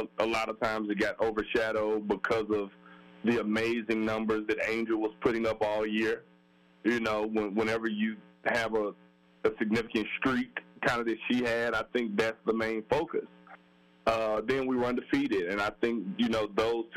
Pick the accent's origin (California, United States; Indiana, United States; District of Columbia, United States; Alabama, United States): Alabama, United States; moved away; come back to my home state and finish up my schooling